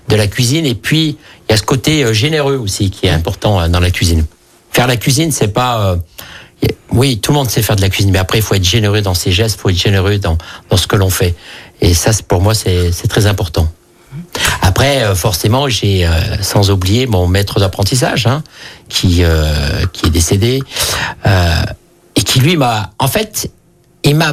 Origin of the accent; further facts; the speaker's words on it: Vosges, Grand Est, France; now in Lyon, France; Je suis né dans les Vosges parce que mes, mes, parents donc sont émigrés italiens qui sont arrivés en France en 61 dans les mmh. Vosges.